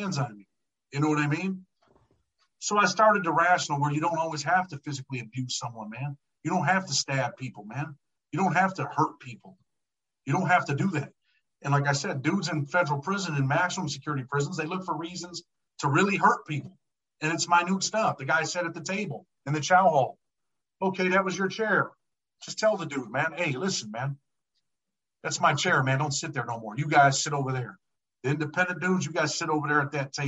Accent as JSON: {"language": "English", "town": "Rochester", "region": "New York", "country": "United States", "tie": "born or raised there", "said": "I'm from Western New York. I'm from Rochester, New York. Mm-hmm. I grew up poor."}